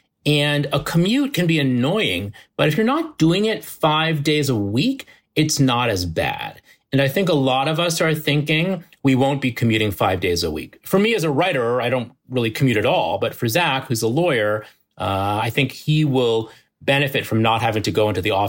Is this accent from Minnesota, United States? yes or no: no; New Jersey, United States; We grew up in the New Jersey suburbs. Our parents live there.